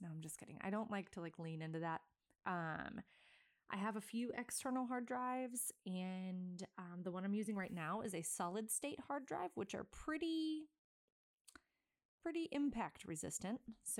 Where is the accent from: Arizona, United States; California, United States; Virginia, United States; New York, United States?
Virginia, United States; Virginia Beach; He is from southeastern Virginia, which is where I'm from. I'm from Virginia Beach.